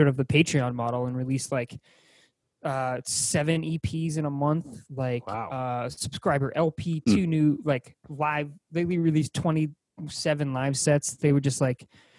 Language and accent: English; Boston, Massachusetts, United States; accent: Boston; my Boston accent